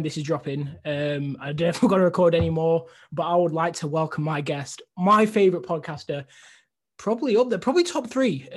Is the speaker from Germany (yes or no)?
no; Cleethorpes, Yorkshire and the Humber, United Kingdom; I'm from a small place called Cleethorpes.